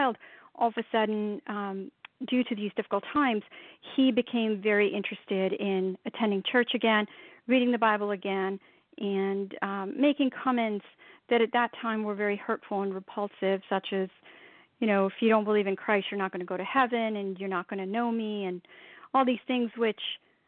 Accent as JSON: {"language": "English", "country": "India", "tie": "born or raised there", "said": "born and raised in India, very much a Hindu Sikh environment"}